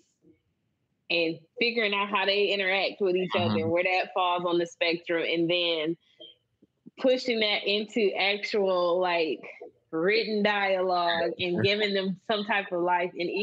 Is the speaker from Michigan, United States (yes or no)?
yes; Michigan, United States; we're both from Michigan, but we are both from different places in Michigan.